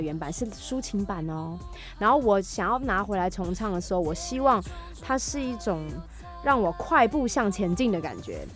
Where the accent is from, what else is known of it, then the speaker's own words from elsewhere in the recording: Taiwan; first language Hakka; 我是客家人